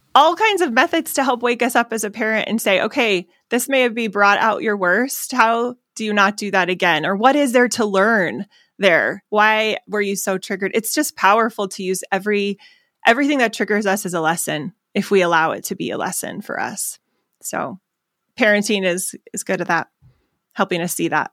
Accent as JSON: {"language": "English", "town": "Phoenix", "region": "Arizona", "country": "United States", "said": "I'm from Arizona"}